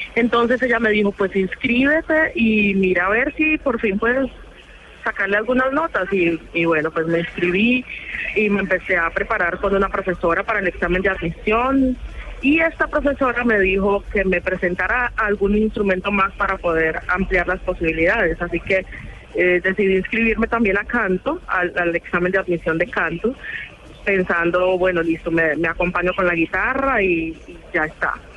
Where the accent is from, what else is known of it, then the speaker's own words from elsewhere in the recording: Buenaventura, Valle del Cauca, Colombia; now in Germany; la música de mi pueblo la siento totalmente en el corazón cada que, la escucho estando tan lejos